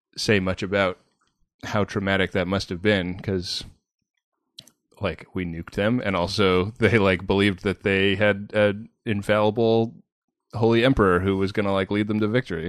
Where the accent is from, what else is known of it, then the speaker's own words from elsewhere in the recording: Bay Area, California, United States; moved away as an adult; also born or lived in New York; I grew up in the Bay Area.